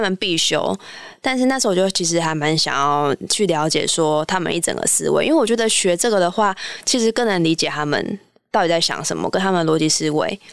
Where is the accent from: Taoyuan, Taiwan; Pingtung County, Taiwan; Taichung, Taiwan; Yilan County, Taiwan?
Pingtung County, Taiwan; Pingtung; moved away as an adult; also born or lived in Shanghai; 我从小就住在屏东市的，算是旁边吧，就是夜市之旅，就是从小在那个油烟啊，跟各种食物当中长大